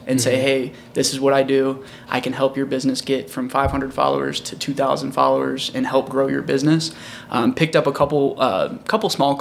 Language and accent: English; O'Fallon, Missouri, United States; also born or lived in Wentzville, Missouri; now in St. Louis, United States; I was actually born in O'Fallon, Missouri, so way over 70 West